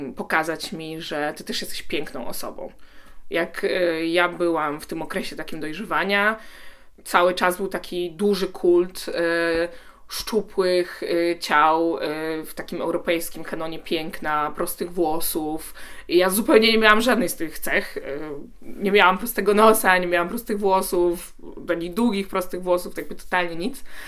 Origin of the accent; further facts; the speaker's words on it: Poland; first language Polish; wychowałam się w Polsce